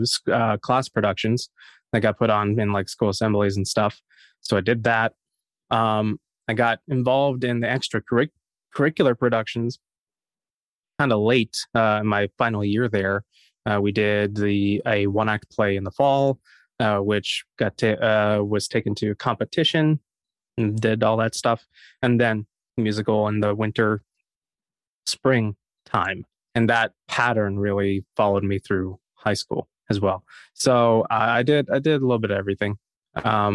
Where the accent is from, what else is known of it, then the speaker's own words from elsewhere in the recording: Harrisonburg, Virginia, United States; JMU is in my hometown. So I was a townie at the school